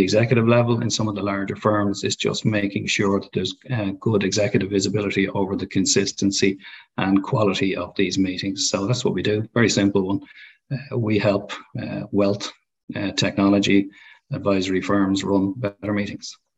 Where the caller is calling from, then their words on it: Dublin, Leinster, Ireland; Calling in from our office in Dublin, in Ireland